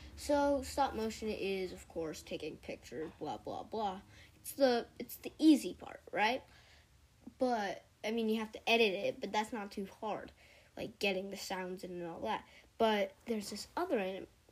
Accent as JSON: {"language": "English", "region": "California", "country": "United States", "said": "I'm 11 years old, and yeah, I'm from California."}